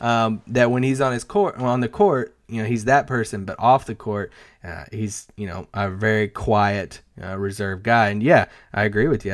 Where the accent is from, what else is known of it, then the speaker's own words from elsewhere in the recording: Kentucky, United States; I'm from Kentucky